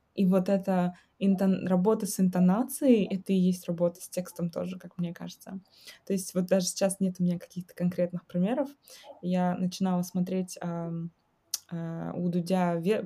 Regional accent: Kazakhstan; moved away

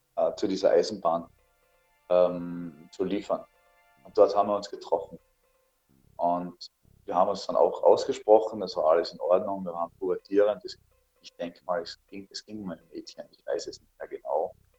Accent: Althofen, Carinthia, Austria; das war mein Heimatort in Kärnten, nennt sich Althofen

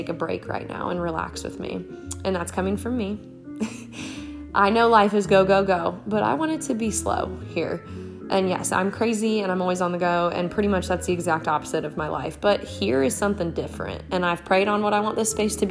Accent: Marshalltown, Iowa, United States; moved away as an adult; now in South Carolina, United States; I am from Marshalltown, Iowa, and I was born and raised there. I'm now in South Carolina. I've been here for 8 years

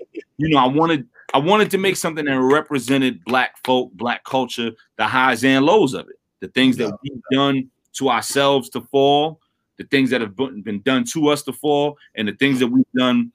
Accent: New York City, New York, United States; I'm from Brooklyn

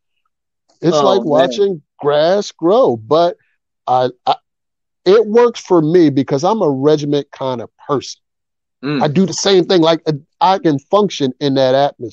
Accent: Philadelphia, Pennsylvania, United States; I'm from Philly

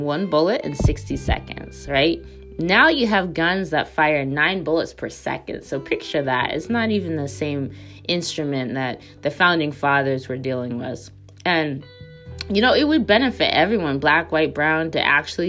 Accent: United States; moved away as an adult; somebody who obviously grew up in America, lived a lot of my life in America, and now lives overseas

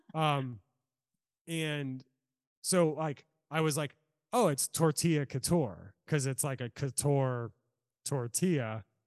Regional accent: Norfolk, Virginia, United States; also born or lived in California; now in Salem, United States; I'm from Norfolk, Virginia

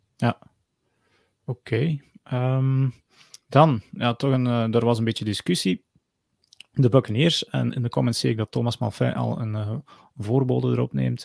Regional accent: Geel, Flanders, Belgium; ik ben geboren in Geel.

